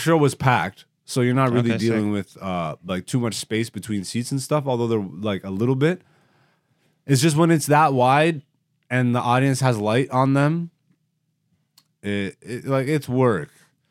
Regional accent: Canada; being a Canadian comedian, bro, like, I really should have just jumped ship years ago. When I moved to Toronto, I probably should have just moved straight to New York and bit that bullet.

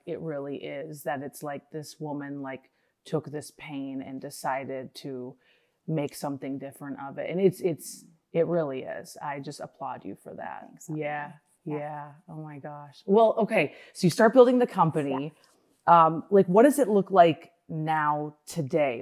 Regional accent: Minnesota, United States; I grew up in Minnesota.

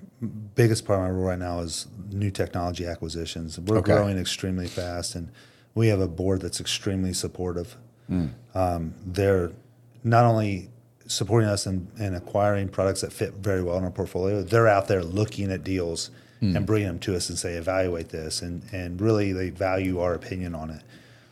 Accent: Indiana, United States; I'm from Indiana.

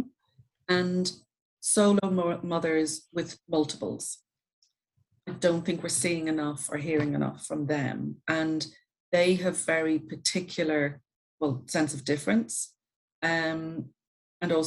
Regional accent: Ireland; I'm Irish, so we're very good at stories and leaving things out of stories in Ireland

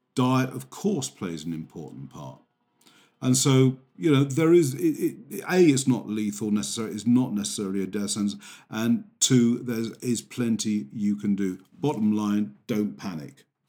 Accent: England, United Kingdom

